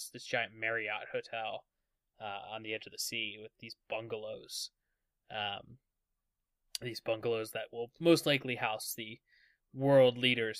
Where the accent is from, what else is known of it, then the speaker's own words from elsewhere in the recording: West Virginia, United States; Yeah, I'm from West Virginia.